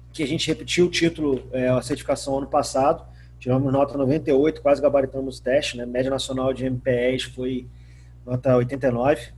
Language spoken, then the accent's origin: Portuguese; Macaé, Rio de Janeiro, Brazil; sou macaense